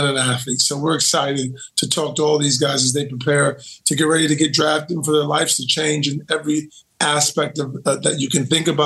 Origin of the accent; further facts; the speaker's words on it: Akron, Ohio, United States; because I am from Akron, Ohio. So I am a Buckeye loyalist.